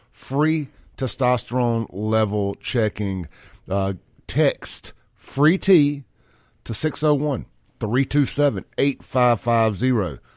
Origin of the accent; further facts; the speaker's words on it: Jackson, Mississippi, United States; also born or lived in Brandon, Mississippi; I grew up in South Jackson